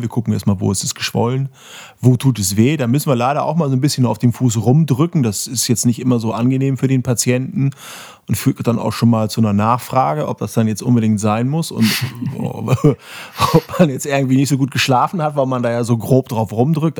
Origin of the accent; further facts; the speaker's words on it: Bremen, Germany; Ich bin in dieser Stadt geboren und ich mag Werder Bremen